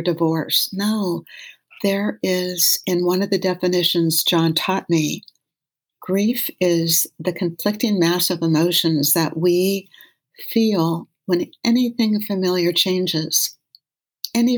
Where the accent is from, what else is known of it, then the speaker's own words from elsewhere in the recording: Los Angeles, California, United States; When I was a little girl growing up in West